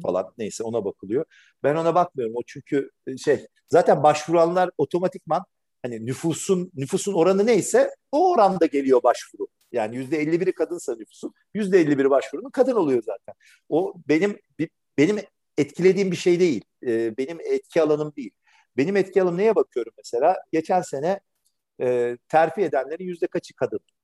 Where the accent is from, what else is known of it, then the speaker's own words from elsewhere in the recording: Istanbul, Turkey; bin dokuz yüz seksenlerin Türkiye'sinde İstanbul'da yetişmiş, e, biri olarak